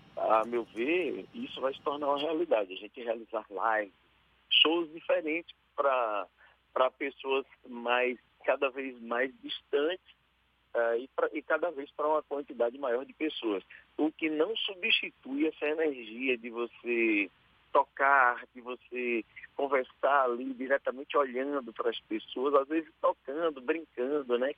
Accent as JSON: {"language": "Portuguese", "area": "Riachão do Jacuípe", "region": "Bahia", "country": "Brazil", "said": "Guiação do Jacuípe, na minha cidade"}